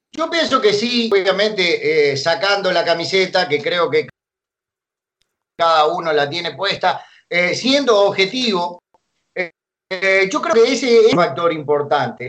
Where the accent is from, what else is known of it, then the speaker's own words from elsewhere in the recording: Uruguay; moved away as an adult; now in Ecuador; yo soy uruguayo de nacimiento